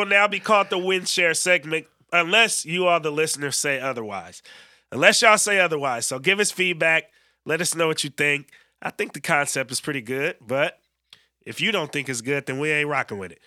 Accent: Bay Area, California, United States; now in Oregon, United States; how I grew up in the Bay

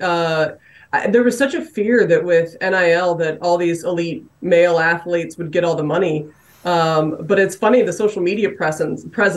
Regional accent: Indiana, United States; I'm from Indiana

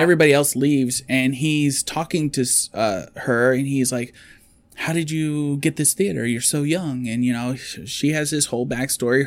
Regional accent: United States; as an American

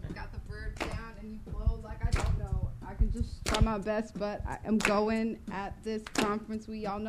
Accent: Atlanta, Georgia, United States; It's chilly in San Francisco because I'm from Atlanta

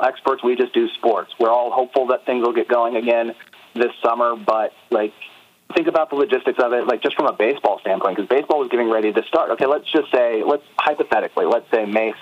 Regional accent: Atlanta, Georgia, United States; in Atlanta today, which is my hometown

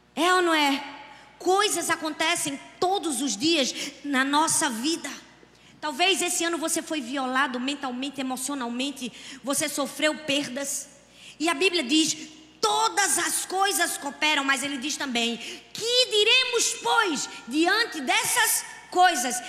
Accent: Northeast Region, Brazil; eu sou nordestina

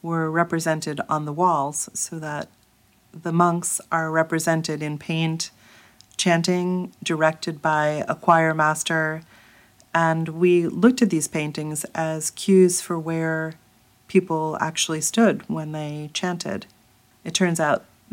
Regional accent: New York, United States; also born or lived in Thessaloniki, Greece; I grew up in New York

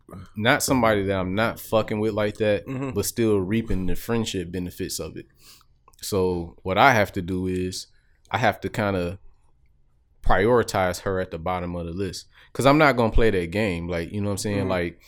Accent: Chicago, Illinois, United States; Like, I'm from Chicago.

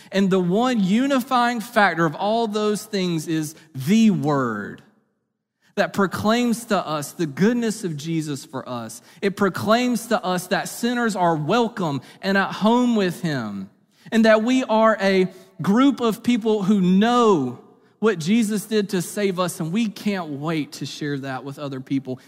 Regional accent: Eastern North Carolina, United States; I grew up in Eastern North Carolina

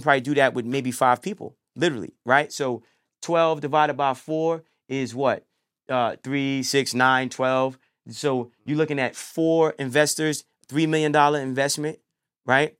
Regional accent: New York City, New York, United States; From New York. You know, I mean, I bounced back and forth growing up, you know, um, Brooklyn, Harlem

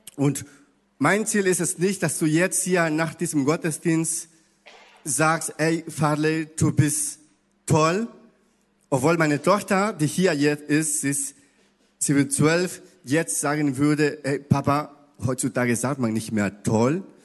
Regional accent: Ecuador; German is a second language; now in Hamburg, Germany; ich komme aus Ecuador, ich spreche Spanisch und ein bisschen Portugiesisch

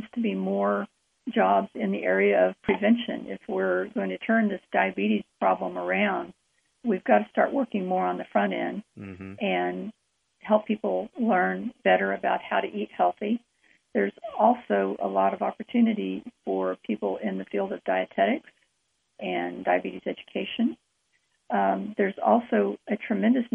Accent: Enid, Oklahoma, United States; I was born and raised in a community called Enid, Oklahoma

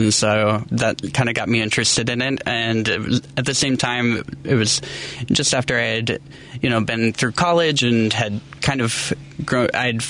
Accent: Ottawa, Illinois, United States; born there; also born or lived in eastern United States; I grew up all over the place, so I was a pastor's kid, and we moved a lot. So okay. I was born in Ottawa, Illinois.

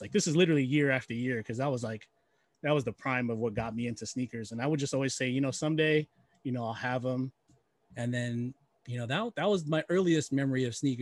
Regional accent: Bay Area, California, United States; I was raised in the Bay Area, in the late 80s, early 80s and 90s

